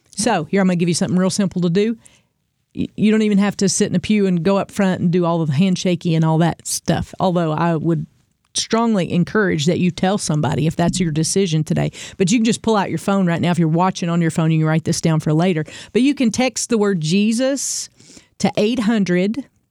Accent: the Bible Belt, United States; we grew up in the Bible Belt, especially if you're, you're from here.

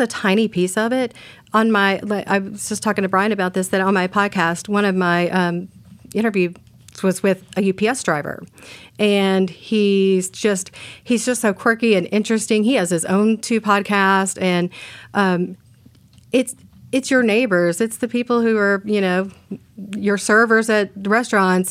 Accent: Texas, United States; moved away as an adult; now in Portland, United States; growing up in Texas

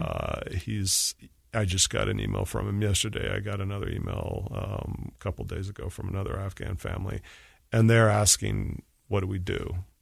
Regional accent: Utah, United States; moved away as an adult; I wanted to get back west. I missed Utah. I'm from Utah.

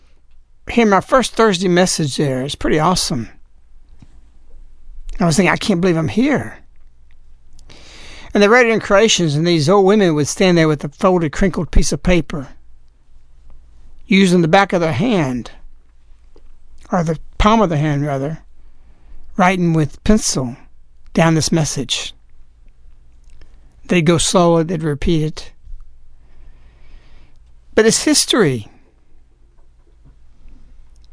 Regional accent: United States; I'm an American

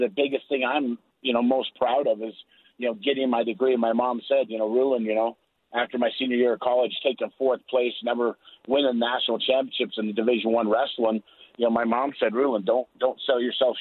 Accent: Afton, Wyoming, United States; moved away as an adult; also born or lived in Nebraska; I grew up in Star Valley or Afton, Wyoming

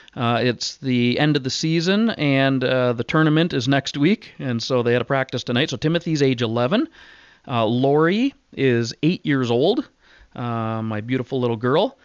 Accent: Southwestern Ontario, Canada; also born or lived in West Coast; we grew up in Ontario, uh, without a dad.

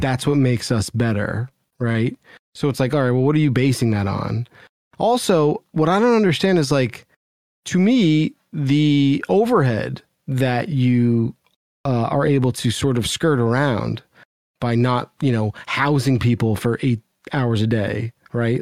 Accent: New Jersey, United States; I grew up in New Jersey

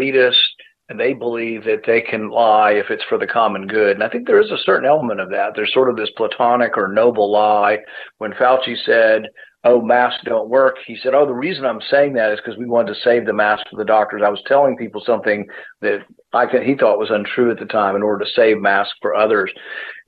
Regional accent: Kentucky, United States; my hometown here in Kentucky

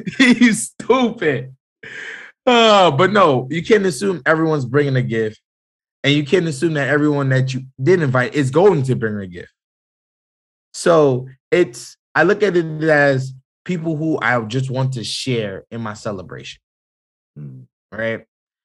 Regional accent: Jamaica; people do forget I am Jamaican. I do have family from the islands and all over this country.

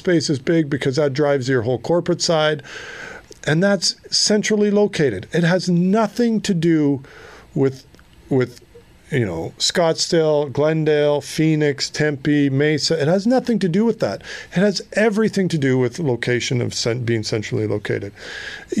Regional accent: Halkirk, Alberta, Canada; born or raised there; now in Arizona, United States

